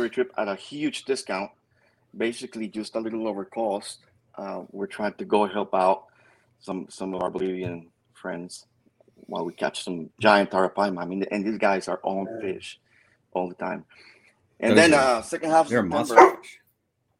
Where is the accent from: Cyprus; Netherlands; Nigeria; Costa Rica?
Costa Rica; moved away; I was born and raised in Costa Rica, and I got a foot here and a foot there